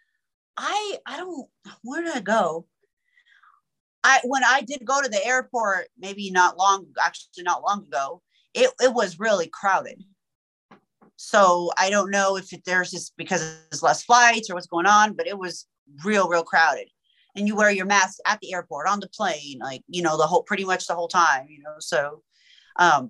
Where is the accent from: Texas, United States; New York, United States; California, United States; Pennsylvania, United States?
California, United States; the Bay Area; first language Persian; English is a second language; the Bay has its own little hip hop scene, that's where I grew up.